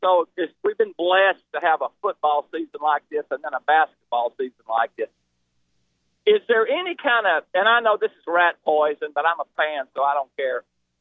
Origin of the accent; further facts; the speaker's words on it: Alabama, United States; moved away; I'm an older guy. I'm originally from Alabama